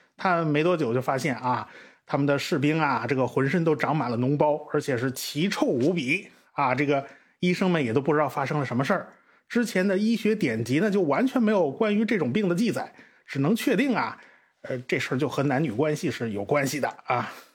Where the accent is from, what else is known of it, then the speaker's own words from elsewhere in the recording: China; 我们中国人